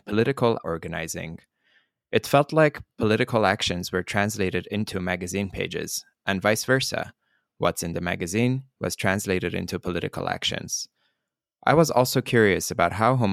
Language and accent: English; Iran; moved away; being born and raised in Iran